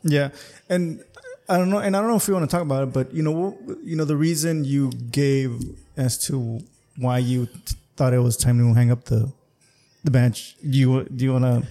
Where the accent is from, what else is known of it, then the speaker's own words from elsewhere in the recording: Imperial Valley, California, United States; I'm from the Imperial Valley